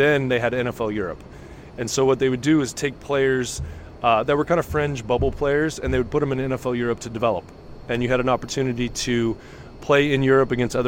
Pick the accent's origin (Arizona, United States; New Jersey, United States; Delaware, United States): Arizona, United States; Tucson; also born or lived in Canada / Amherst, Massachusetts; I grew up in Tucson, going to U of A football games, basketball games